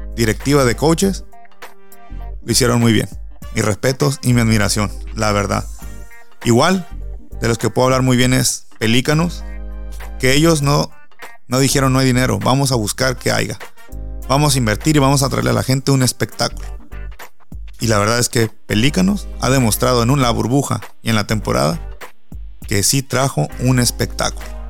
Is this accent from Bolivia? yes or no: no; San José del Cabo, Baja California Sur, Mexico; soy de San José del Cabo